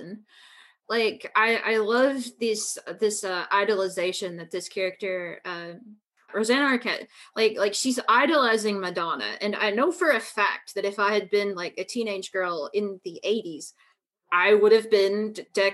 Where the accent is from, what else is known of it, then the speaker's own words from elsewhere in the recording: the American South, United States; I grew up in the American South